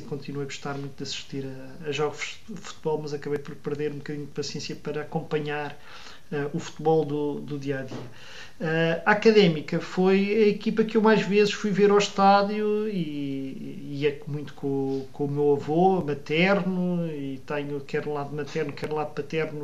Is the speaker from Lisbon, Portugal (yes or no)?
yes; Odivelas, Lisbon, Portugal; eu cresci em Odivelas, um ambiente eh, tipicamente dos subúrbios de Lisboa